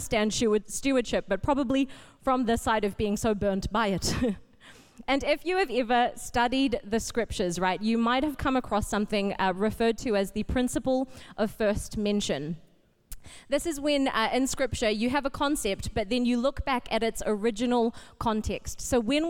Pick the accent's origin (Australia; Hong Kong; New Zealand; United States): New Zealand; Auckland; also born or lived in Fiji / Papakura; I grew up at Botany. I started coming here when I was 5, back in 97, when we moved to New Zealand from Fiji.